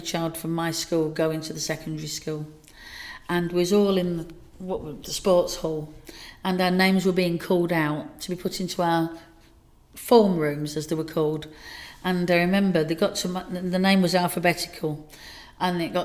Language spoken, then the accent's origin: English; Dagenham, London, United Kingdom; now in Burnley, United Kingdom; I moved away from Dagenham to Burnley